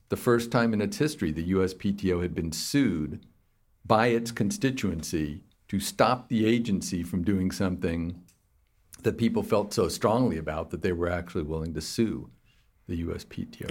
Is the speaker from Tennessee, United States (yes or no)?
no; Fountain Valley, California, United States; moved away as an adult; also born or lived in Palos Verdes, California / Davis, California / Berkeley, California / New York; I was born in Palos Verdes in Southern California and raised in the Huntington Beach area, Fountain Valley specifically.